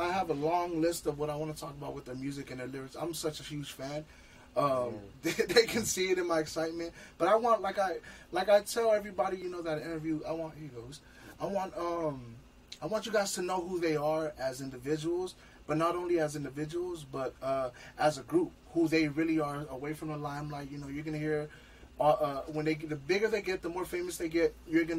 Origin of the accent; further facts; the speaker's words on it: Los Angeles, California, United States; And I'm from LA, but I'm not a real LA dude where I take my shoes off, bro.